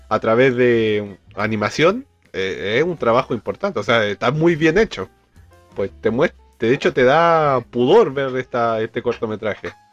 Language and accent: Spanish; Argentina; born there; Y nací en Argentina por culpa de la dictadura.